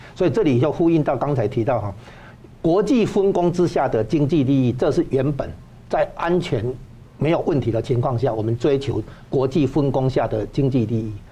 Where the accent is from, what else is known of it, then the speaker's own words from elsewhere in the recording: Taiwan; 光是我们台湾这边的话，就不可能接受